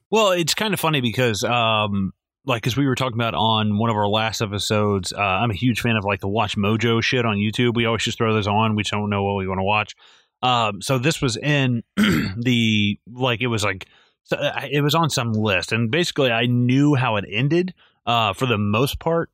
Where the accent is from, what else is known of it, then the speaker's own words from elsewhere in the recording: the South, United States; I'm from the, I'm from the South